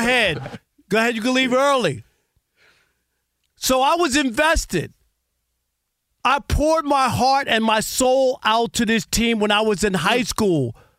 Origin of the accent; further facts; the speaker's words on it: New York City, New York, United States; You know I grew up in New York, right? I grew up in Jamaica, Queens.